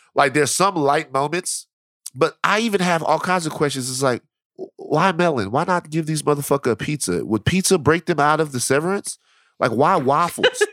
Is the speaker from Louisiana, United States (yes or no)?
yes; Baton Rouge, Louisiana, United States; I'm from South Baton Rouge